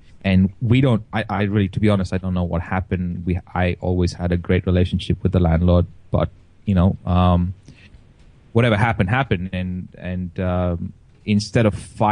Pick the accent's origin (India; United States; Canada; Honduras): India; Goa; now in Australia; everyone kept asking where I was from, and I would keep saying I'm from Goa